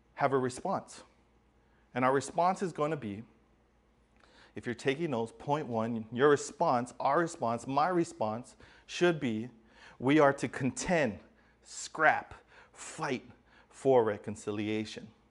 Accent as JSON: {"language": "English", "region": "Hawaii", "country": "United States", "tie": "born or raised there", "said": "growing up in Hawaii"}